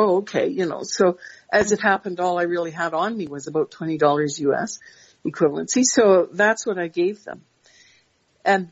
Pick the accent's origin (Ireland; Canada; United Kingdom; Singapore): Canada; I'm so proud to be Canadian